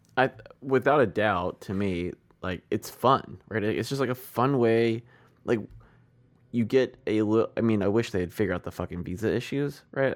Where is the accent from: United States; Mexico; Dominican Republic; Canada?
United States; I'm an American